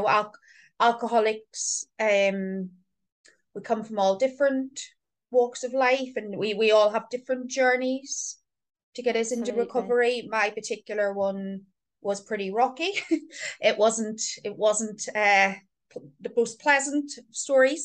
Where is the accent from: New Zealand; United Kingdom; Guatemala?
United Kingdom; Belfast, Northern Ireland; I'm from Belfast.